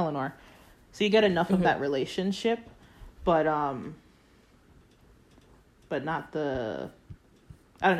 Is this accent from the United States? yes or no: yes; Florida, United States; now in Ireland; I'm from Florida